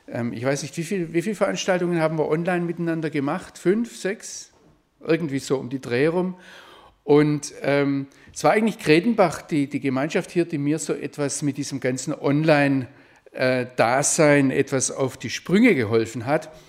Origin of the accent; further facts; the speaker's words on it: Baden-Württemberg, Germany; also born or lived in Rhineland; im äh, Schwarzwald aufgewachsen.